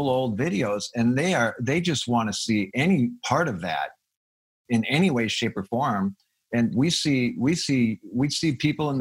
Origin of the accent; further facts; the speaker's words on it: Fridley, Minnesota, United States; I was born in Minneapolis, Minnesota